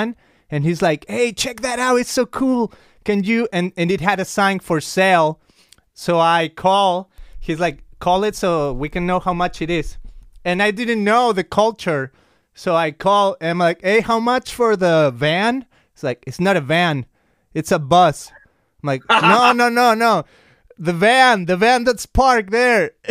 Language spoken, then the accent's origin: English; Mexico; I'm from Mexico